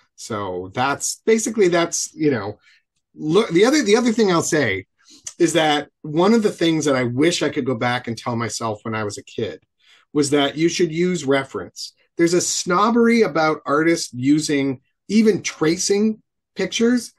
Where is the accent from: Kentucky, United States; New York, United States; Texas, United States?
New York, United States; Buffalo; I grew up in Buffalo